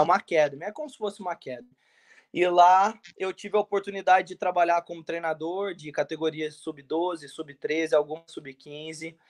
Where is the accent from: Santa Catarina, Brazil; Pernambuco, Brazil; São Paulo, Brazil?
São Paulo, Brazil; São José dos Campos; moved away; sou de São José dos Campos, São Paulo.